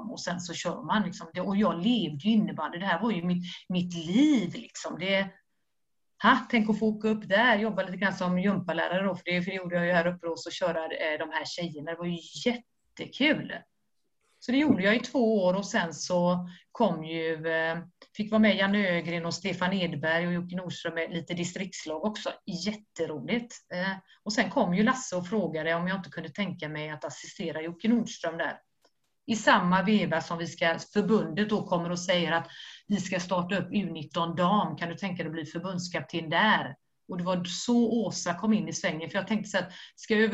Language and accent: Swedish; Skellefteå, Västerbotten County, Sweden; now in Stockholm, Sweden; jag har precis flyttat till Stockholm, det är inte så att du behöver en, en målvaktstränare, jag kommer från, från Skellefteå.